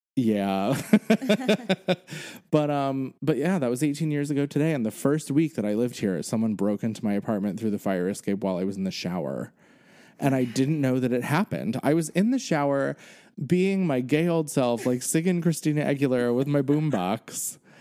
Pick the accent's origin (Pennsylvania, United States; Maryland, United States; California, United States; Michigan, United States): Pennsylvania, United States; moved away as an adult; now in New York, United States; I now have lived in New York as long as I grew up in Pennsylvania.